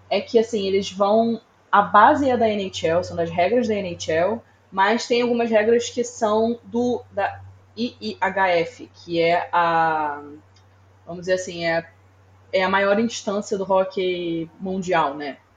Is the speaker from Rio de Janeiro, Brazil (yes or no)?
yes; Rio de Janeiro, Brazil; Sério, no Rio de Janeiro onde eu cresci.